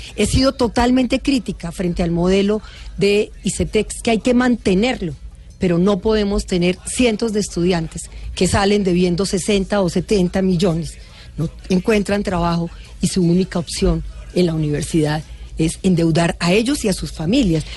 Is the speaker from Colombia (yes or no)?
yes; Colombia